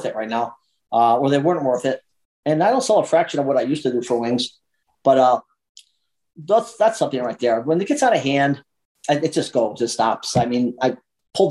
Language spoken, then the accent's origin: English; New York, United States; moved away as an adult; now in Deming, United States; I come from New York. There's a lot of loyalty there. There's a lot of loyalty. I mean, I still go to the same pizza place I grew up with.